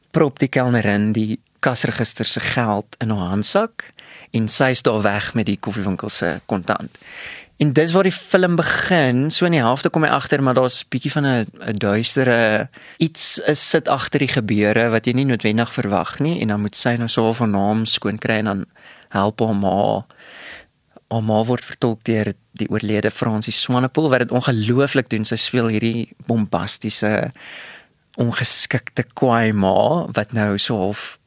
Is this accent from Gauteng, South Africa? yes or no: no; Bloemfontein, Free State, South Africa; ek het groot geword in Bloemfontein